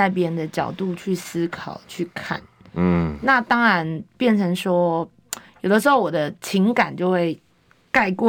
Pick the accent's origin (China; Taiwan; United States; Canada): Taiwan; Daliao, Kaohsiung; 来自高雄大寮林园的高雄市议员